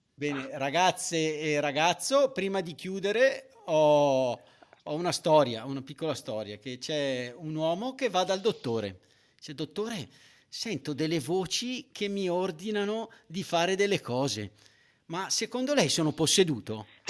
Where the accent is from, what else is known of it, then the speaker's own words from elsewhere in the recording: Avellino, Campania, Italy; noi secondo me al sud, almeno da dove veniamo noi da Avellino